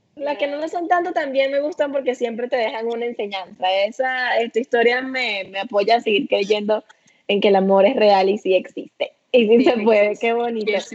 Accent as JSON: {"language": "Spanish", "country": "Venezuela", "said": "los venezolanos somos irresistibles"}